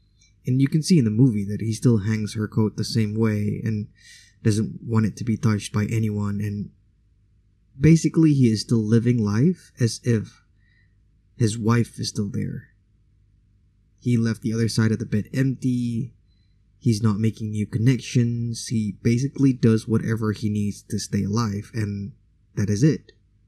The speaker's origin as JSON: {"language": "English", "country": "Indonesia", "first_language": "Indonesian", "second_language": "English", "said": "it was still in my mother tongue, aka Indonesian language"}